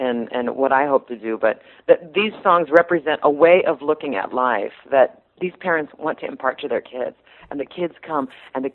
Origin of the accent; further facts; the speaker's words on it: Strawberry Point, Iowa, United States; also born or lived in Manchester, Iowa; I'm from near Manchester, but I grew up near Strawberry Point, on a farm near Strawberry Point, Iowa.